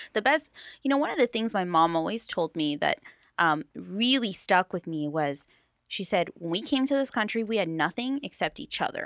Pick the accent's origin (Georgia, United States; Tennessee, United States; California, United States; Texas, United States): California, United States; Long Beach; I grew up in Paramount, North Long Beach